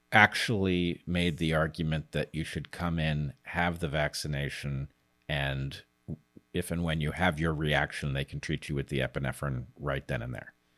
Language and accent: English; United States; I'm American